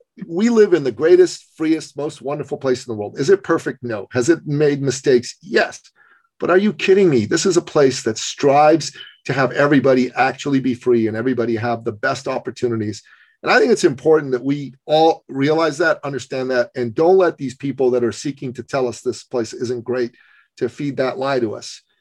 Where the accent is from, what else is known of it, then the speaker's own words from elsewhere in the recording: Iran; moved away; Basic human rights, basic women's rights don't exist in my home country